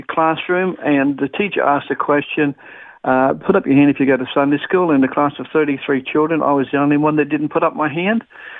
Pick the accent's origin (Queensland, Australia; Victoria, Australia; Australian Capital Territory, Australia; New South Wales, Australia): New South Wales, Australia; Sydney; also born or lived in Brisbane; now in Melbourne, Australia; I was born in Sydney, raised in Sydney when I was young. Yeah, that's where I came from, Sydney in the western suburbs area.